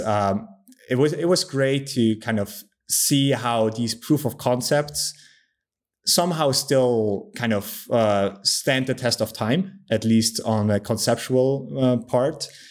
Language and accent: English; Switzerland; I'm also from Switzerland